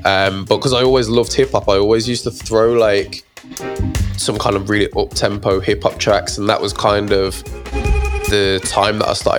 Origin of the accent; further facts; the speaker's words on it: Birmingham, West Midlands, United Kingdom; From Birmingham, 01321.